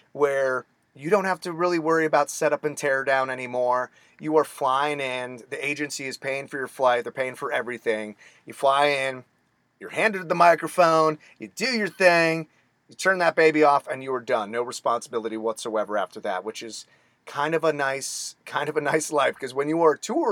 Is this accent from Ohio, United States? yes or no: no; Phoenix, Arizona, United States; I was born and raised in Phoenix, Arizona